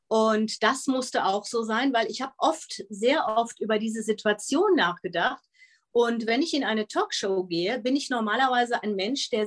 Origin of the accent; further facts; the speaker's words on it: Netherlands; Ich bin ja in den Niederlanden aufgewachsen, habe auch ein niederländisches Abitur.